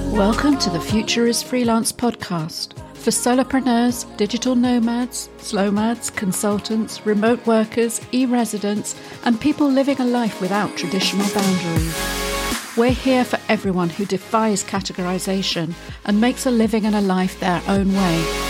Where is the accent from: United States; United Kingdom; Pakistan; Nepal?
United Kingdom; moved away; a Brit stranded in Europe